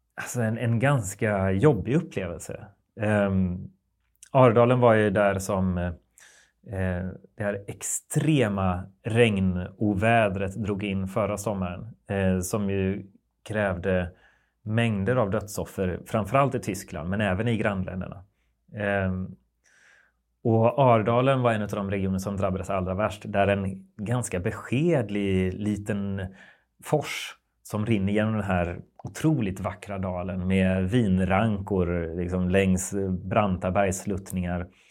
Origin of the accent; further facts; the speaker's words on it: West Sweden, Sweden; i Västsverige där jag växte upp.